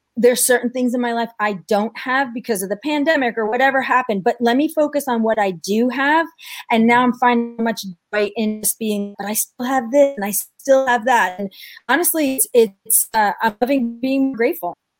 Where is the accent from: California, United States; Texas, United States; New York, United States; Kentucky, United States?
New York, United States; I'm from New York